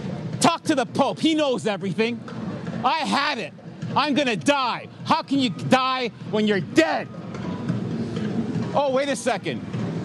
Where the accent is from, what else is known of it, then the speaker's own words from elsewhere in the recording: Yorkshire and the Humber, United Kingdom; I'm from Humberside.